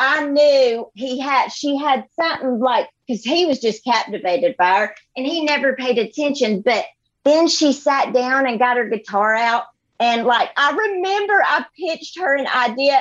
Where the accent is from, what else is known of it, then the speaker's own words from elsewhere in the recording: Gadsden, Alabama, United States; moved away as an adult; now in Nashville, United States; I grew up in Gadsden, Alabama, which is like a little map dot and in the middle of nowhere